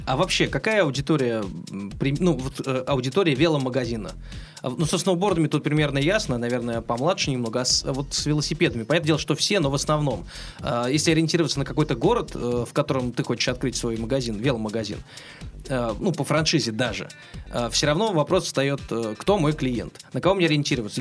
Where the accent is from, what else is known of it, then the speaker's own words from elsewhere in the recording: Oryol, Oryol Oblast, Russia; moved away; в своем родном городе, я, между прочим, из Орла.